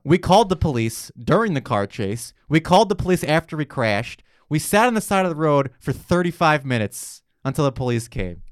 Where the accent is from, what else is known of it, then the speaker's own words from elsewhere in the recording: New York, United States; moved away as an adult; now in Los Angeles, United States; I'm not from L A. I'm from New York